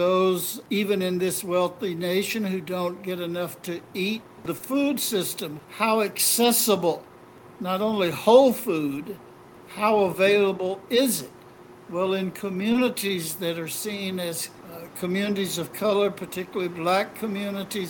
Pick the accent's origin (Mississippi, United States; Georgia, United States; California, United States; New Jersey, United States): Mississippi, United States; I was growing up in Mississippi in a total white supremacist environment